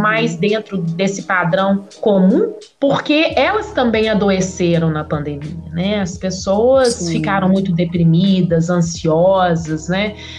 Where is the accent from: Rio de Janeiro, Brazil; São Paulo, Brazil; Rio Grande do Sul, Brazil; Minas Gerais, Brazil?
Minas Gerais, Brazil; Nova Lima; Fui criada em Nova Lima. Apesar de ser próximo à capital de Belo Horizonte